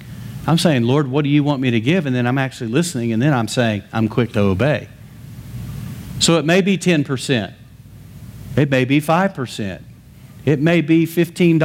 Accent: West Texas, United States; I grew up in West Texas in the middle of cotton fields

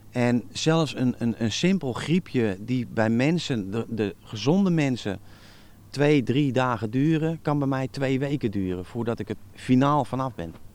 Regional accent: Netherlands; ben een Nederlander.

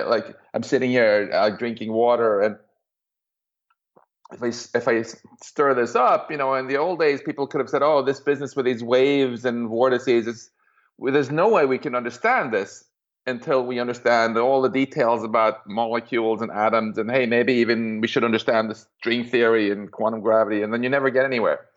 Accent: Stockholm, Stockholm County, Sweden; moved away; I'm from Stockholm originally

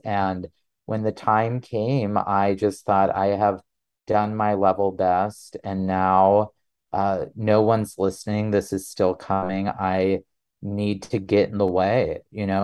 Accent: North Dakota, United States; born or raised there; also born or lived in South Carolina; now in Utah, United States

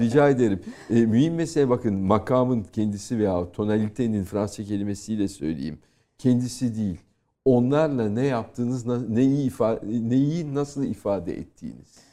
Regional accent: Turkey; moved away as an adult; now in France; benim doğup büyüdüğüm kültür

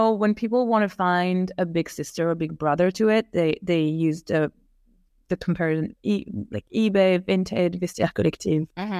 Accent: Paris, Île-de-France, France; moved away as an adult; also born or lived in New York; now in London, United Kingdom; I grew up in Paris.

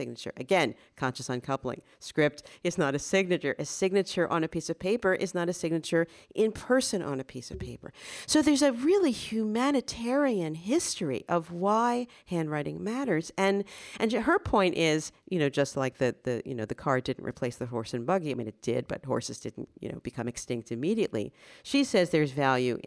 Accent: Paris, Île-de-France, France; moved away; I grew up in Paris

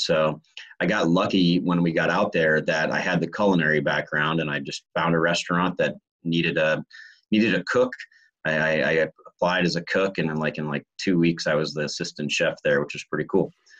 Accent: San Diego, California, United States; born there; Like when we lived in California, I was born in San Diego.

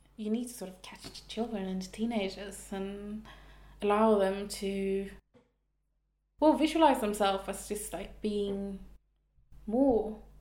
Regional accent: Stockholm, Stockholm County, Sweden; now in Malmö, Sweden; I'm from Stockholm. I live in Malmö.

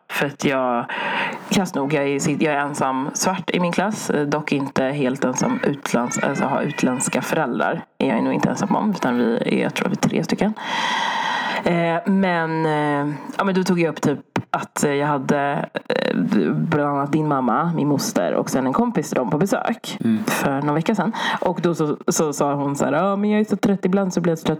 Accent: Sweden; jag född i Sverige

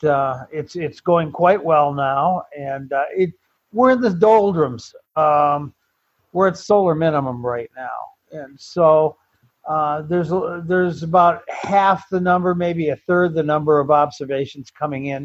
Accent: Bloomfield, Michigan, United States; moved away as an adult; also born or lived in Walled Lake, Michigan / Arizona; Originally, I'm from Michigan and from Bloomfield, Michigan. That's where I grew up as a high schooler. Before that, it was out in Walled Lake, Michigan

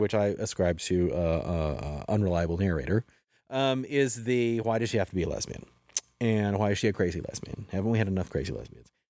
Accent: Helena, Montana, United States; I was a gay kid in Helena, Montana, growing up.

